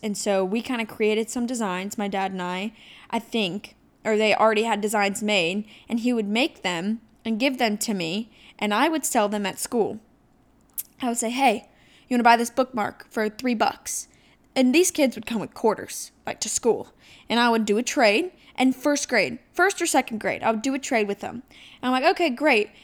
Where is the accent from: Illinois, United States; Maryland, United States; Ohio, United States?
Ohio, United States; moved away; I came from Ohio. So I, uh, I lived in a pretty rural area that was really small. You knew everybody around. Their moms went to s, high school with my mom type deal